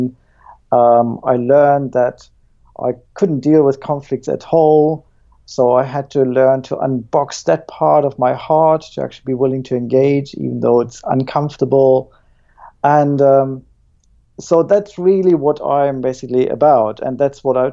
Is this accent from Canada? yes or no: no; Germany; now in Plymouth, United Kingdom; I was born in East Germany